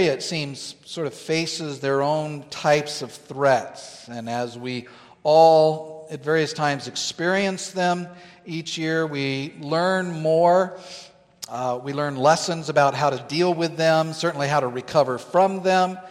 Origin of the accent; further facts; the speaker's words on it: Southern California, United States; now in Northern California, United States; I'm from Southern California. In Southern California, growing up